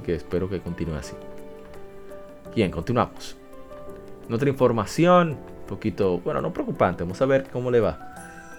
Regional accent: Puerto Rico; Puerto Rico, mi país

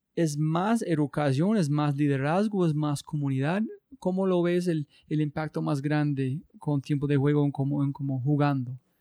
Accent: United States; Spanish is a second language; soy gringo

